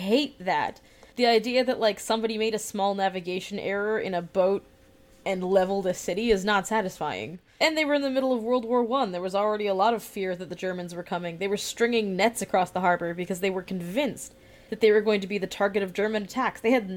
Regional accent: Moncton, New Brunswick, Canada; also born or lived in Sackville, New Brunswick; now in Halifax, Canada; my hometown. I am from Moncton

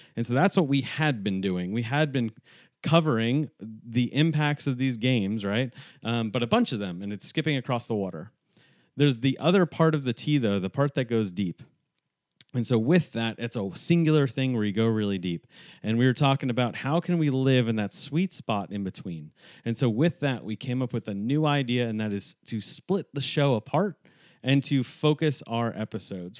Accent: New York, United States; also born or lived in Northeast; now in Texas, United States; a New Yorker who lives in Texas

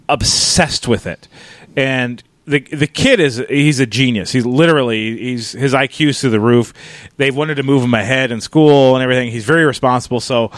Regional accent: Minnesota, United States; I'm from Minnesota.

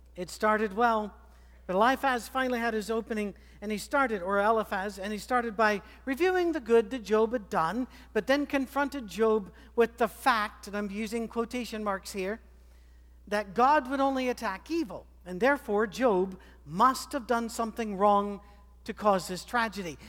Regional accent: Scotland, United Kingdom; moved away; I'm a Scotsman

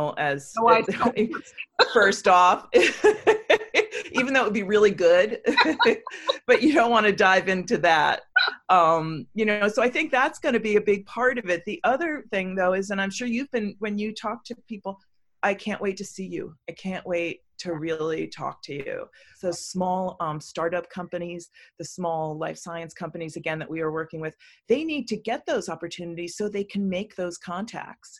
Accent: New York, United States; moved away as an adult; now in North Carolina, United States; I grew up and worked in New York for so long

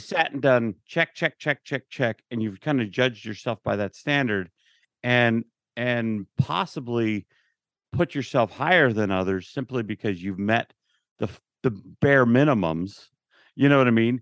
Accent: Utah, United States; I grew up in Utah

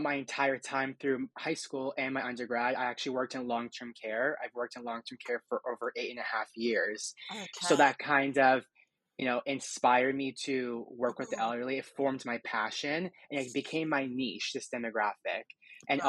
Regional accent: Hamilton, Ontario, Canada; I'm from Hamilton, Ontario. I was born and raised here.

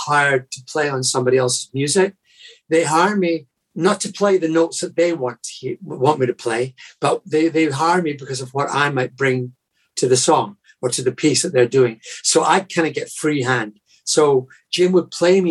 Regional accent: Scotland, United Kingdom; moved away as an adult; now in United States; being Scottish. You know, I've become a born again American, as it were, because I've lived here since the mid 80s

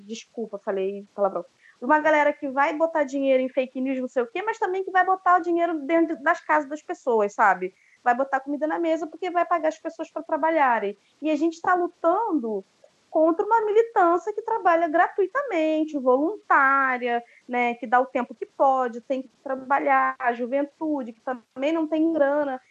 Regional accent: Baixada Fluminense, Rio de Janeiro, Brazil; eu fui criada numa cidade pequena, na Baixada Fluminense

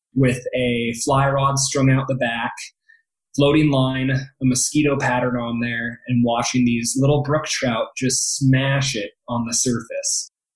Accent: Happy Valley, Oregon, United States; now in Denver, United States; I grew up outside of Portland, Oregon, in a town called Happy Valley

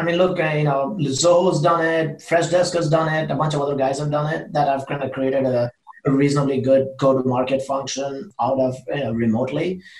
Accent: Seattle, Washington, United States; now in Austin, United States; And we are from Seattle. I lived about 10 years in Seattle. I want to go back to Seattle.

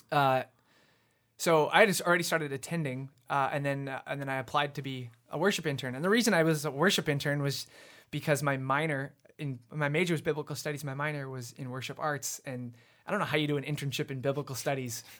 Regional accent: Abbotsford, British Columbia, Canada; also born or lived in Vancouver; I was born in Vancouver, but my family moved out to Abbotsford when I was, like, three.

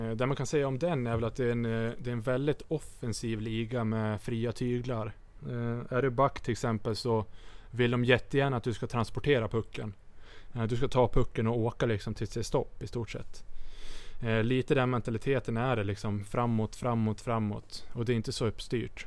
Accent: Sweden; moved away

